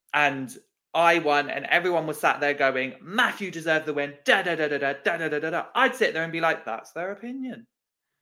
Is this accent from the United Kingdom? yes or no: yes; United Kingdom